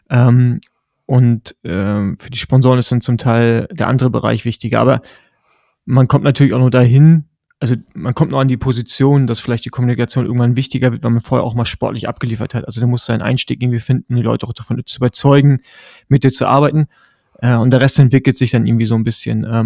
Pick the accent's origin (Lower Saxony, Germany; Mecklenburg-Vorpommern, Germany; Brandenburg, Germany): Mecklenburg-Vorpommern, Germany; Rostock; ich bin ja im Rostock groß geworden, also im Osten.